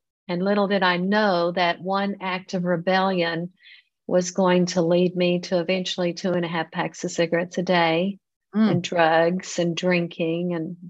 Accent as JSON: {"language": "English", "region": "Texas", "country": "United States", "tie": "born or raised there", "also_born_or_lived": "California", "moved": "as an adult", "lives_now": "Italy", "said": "So I was born in California, but 3 days later, I was taken to Texas because I was adopted. So I was raised in a Christian home"}